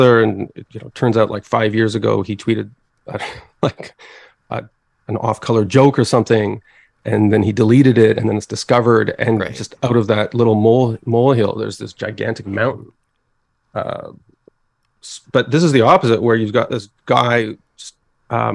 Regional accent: Montreal, Quebec, Canada; moved away; I'm from Montreal originally

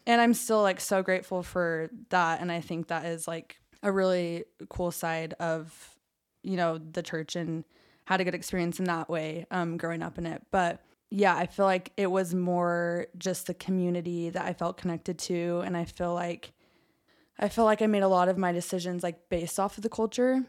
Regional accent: Orem, Utah, United States; I grew up in Orem, center of Mormonism.

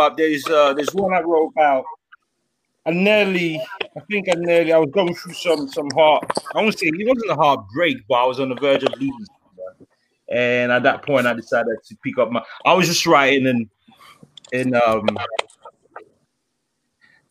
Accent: London, United Kingdom; I'm from Tottenham, London

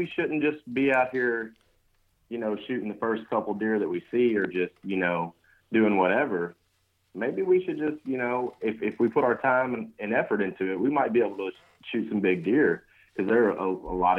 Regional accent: Kentucky, United States; I grew up in Kentucky, and it was kind of like a tradition type thing.

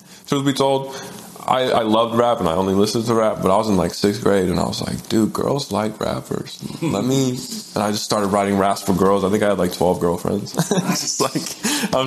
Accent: Tucson, Arizona, United States; in sixth grade, I had Evan Kassler as my English teacher. It was at Basis Tucson Central

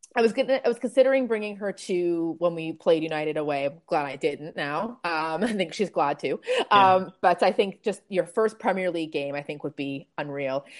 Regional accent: Toronto, Ontario, Canada; moved away; also born or lived in Manchester; we're both Canadians. Um, we're both from Toronto, but we actually met in Manchester

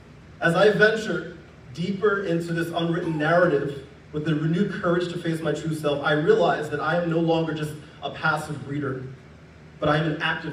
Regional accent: Philadelphia, Pennsylvania, United States; I'm from Philly, and I'm a diehard Sixers fan.

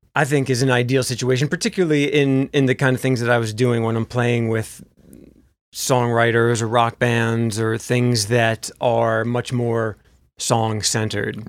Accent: New Jersey, United States; moved away as an adult; also born or lived in Memphis; I'm from New Jersey

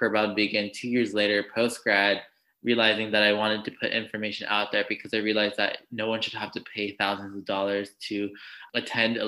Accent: Los Angeles, California, United States; I grew up in Los Angeles, California, and my parents had immigrated from Mexico in the 1980s

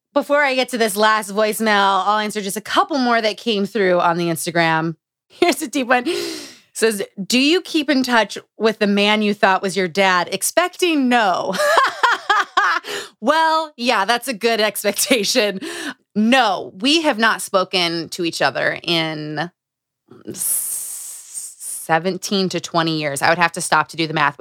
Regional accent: Utah, United States; Growing up in Utah

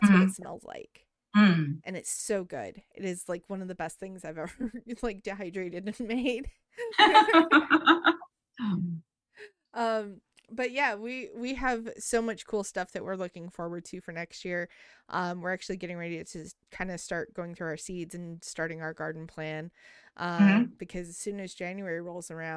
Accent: Taos, New Mexico, United States; moved away; also born or lived in Albuquerque, New Mexico; I was born in Albuquerque and I was raised in Taos.

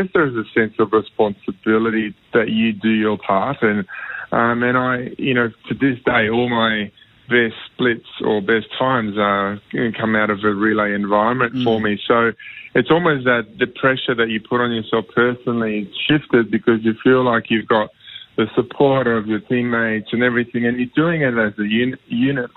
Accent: Australia; being an Aussie

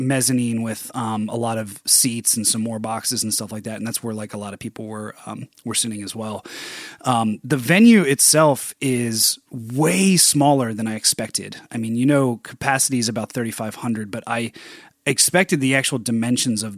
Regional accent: Philadelphia, Pennsylvania, United States; moved away; my hometown where I was born and raised and still have so many friends and family and just so much love for Philadelphia

